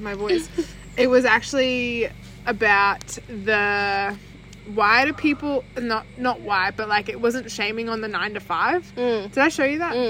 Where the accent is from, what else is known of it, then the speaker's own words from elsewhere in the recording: Australia; we grew up on Vegemite